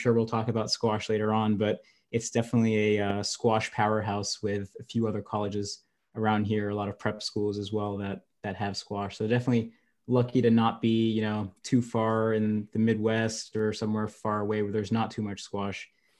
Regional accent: Hamburg, Germany; born there; But basically, I was born in Hamburg.

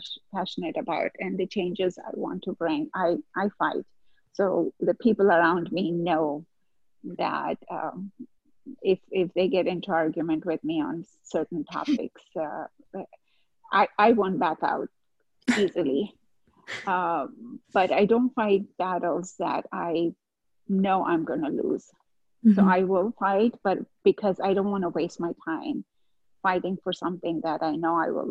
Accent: India; moved away; I grew up back in India, and I have two brothers and a sister

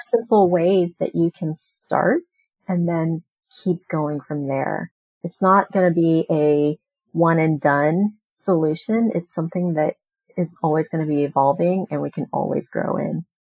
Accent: United States; I am a Chinese American. I was born here in the United States

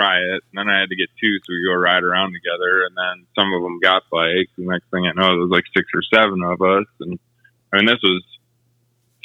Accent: Milwaukee, Wisconsin, United States; also born or lived in Colorado; now in Denver, United States; Born and raised in Milwaukee, Wisconsin. Moved to Colorado in 03 and I've been here since.

